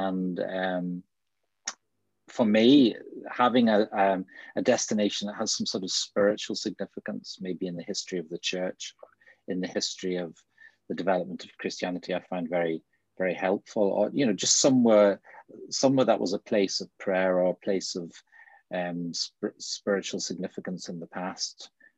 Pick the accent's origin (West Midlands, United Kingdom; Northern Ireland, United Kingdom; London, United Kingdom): Northern Ireland, United Kingdom; Bangor; moved away as an adult; also born or lived in Northampton / West Yorkshire / Manchester; now in Mallow, Ireland; So yeah, I grew up in Bangor, and I've lived in, trained in Northampton, and I've lived in West Yorkshire and Manchester, and I'm now living in County Cork in a village outside Mallow, which is a nice little market town in North Cork